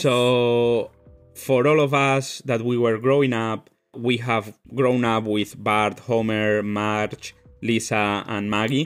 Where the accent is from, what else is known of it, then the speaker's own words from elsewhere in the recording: Spain; moved away; I come from Spain